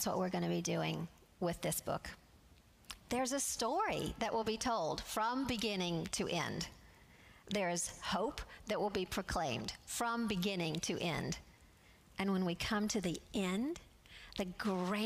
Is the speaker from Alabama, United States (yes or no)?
yes; Alabama, United States; I'm from Alabama, and I like to say y'all